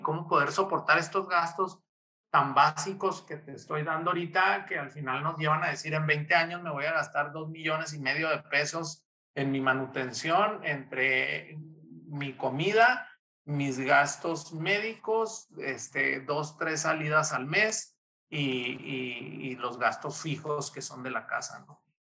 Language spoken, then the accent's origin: Spanish; Mexico; como mexicanos